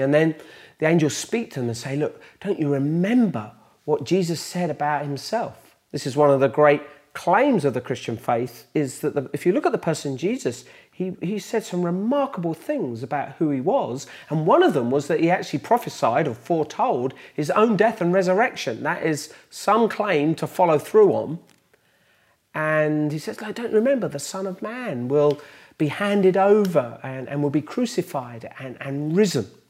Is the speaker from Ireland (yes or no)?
no; Bedford, East of England, United Kingdom; in the lanes outside Bedford, my hometown